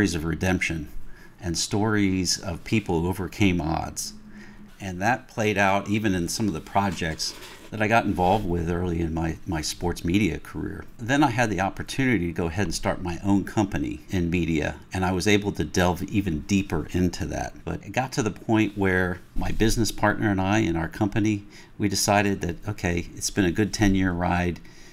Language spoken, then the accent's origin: English; Pennsylvania, United States; moved away as an adult; also born or lived in Ohio / North Carolina; lived most of my formative years in the Pennsylvania area